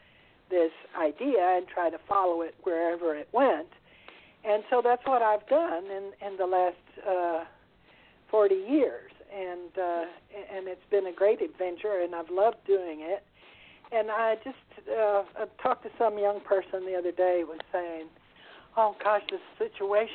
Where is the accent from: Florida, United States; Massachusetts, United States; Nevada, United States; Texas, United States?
Texas, United States; moved away as an adult; also born or lived in Italy; I was born in Texas in a well-to-do family